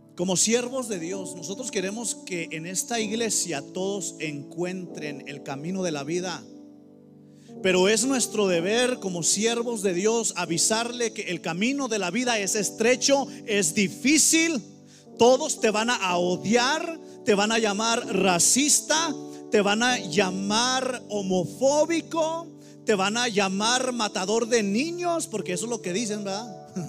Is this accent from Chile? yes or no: no; Mexico; now in United States; en mi iglesia hay, todos somos mexicanos aquí